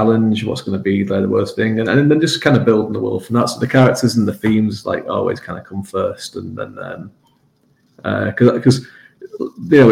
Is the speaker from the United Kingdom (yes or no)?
yes; England, United Kingdom; I grew up in England, where it's like this island nation